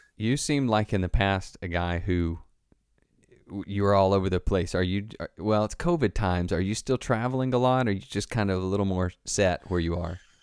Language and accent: English; the Bible Belt in the South, United States; I grew up in the Bible Belt in the South